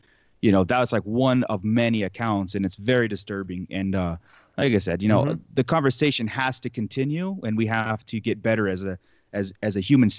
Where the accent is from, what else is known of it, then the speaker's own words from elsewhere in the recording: California, United States; growing up in Southern California, where I've lived now